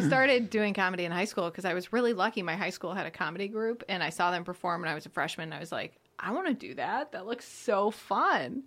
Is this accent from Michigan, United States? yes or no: yes; outside of Detroit, Michigan, United States; moved away; also born or lived in Chicago; I grew up outside of Detroit